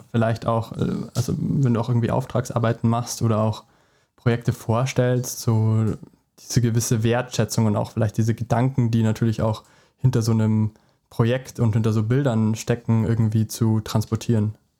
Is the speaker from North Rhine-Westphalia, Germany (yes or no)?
no; Traunstein, Bavaria, Germany; ich komme nämlich auch aus Traunstein